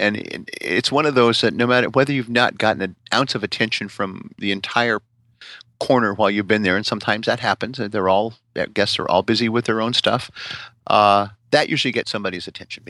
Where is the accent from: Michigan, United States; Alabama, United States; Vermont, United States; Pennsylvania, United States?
Alabama, United States; you're from Alabama, I'm from Alabama, you know, that kind